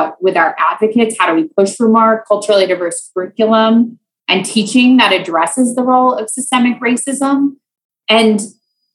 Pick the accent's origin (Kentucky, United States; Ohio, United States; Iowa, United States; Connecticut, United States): Iowa, United States; moved away as an adult; also born or lived in Louisiana; I grew up in Iowa